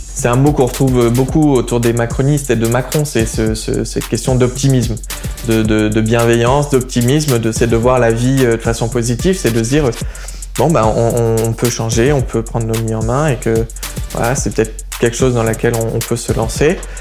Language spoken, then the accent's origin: French; Montpellier, Occitania, France; moved away as an adult; also born or lived in Ukraine; now in Paris, France; je viens de Montpellier